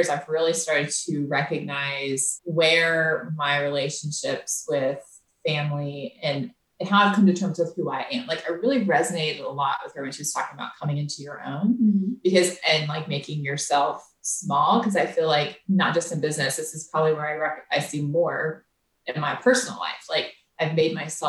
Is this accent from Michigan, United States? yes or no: no; Florida, United States; moved away; we grew up in Florida.